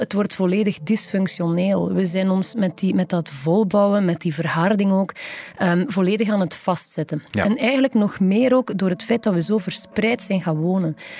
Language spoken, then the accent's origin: Dutch; Flanders, Belgium